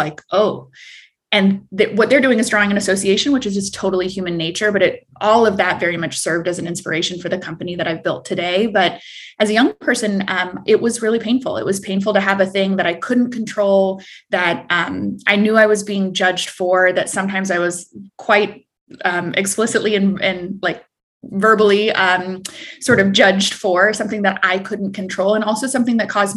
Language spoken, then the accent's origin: English; Prairie Village, Kansas, United States; also born or lived in Escazú, Costa Rica; I mostly grew up in the Midwest